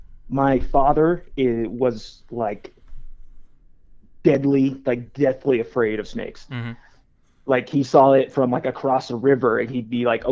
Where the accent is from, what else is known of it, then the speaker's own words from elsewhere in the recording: Central Valley, California, United States; I grew up in California, right there, smack dab in the middle, Central Valley, in between Fresno and Bakersfield.